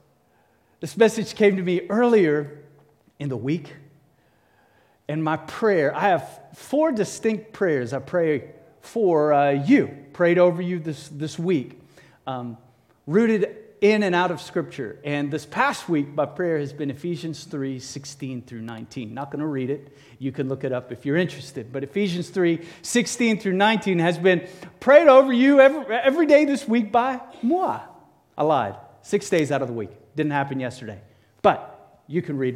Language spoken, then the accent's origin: English; Cape Town, Western Cape, South Africa; moved away; I grew up in Cape Town, South Africa